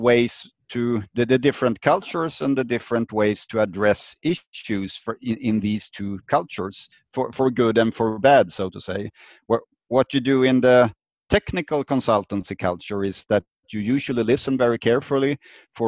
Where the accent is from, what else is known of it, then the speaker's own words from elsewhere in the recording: Sweden; I'm from Sweden, living in the Stockholm area, the capital of Sweden.